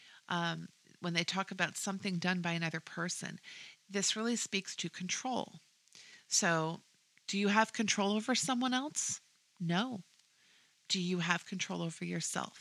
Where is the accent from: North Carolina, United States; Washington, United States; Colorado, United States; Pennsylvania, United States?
Washington, United States; moved away as an adult; now in Texas, United States; I'm originally from Washington State